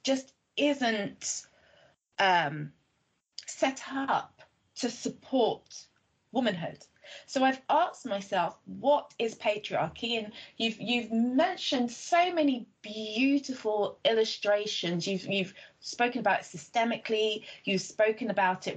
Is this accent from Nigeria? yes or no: yes; Nigeria; I'm Nigerian